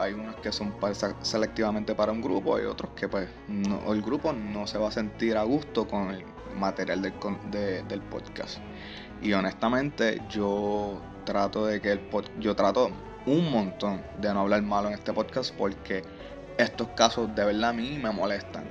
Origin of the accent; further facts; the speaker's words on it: Trujillo Alto, Puerto Rico; yo soy de Trujillo Alto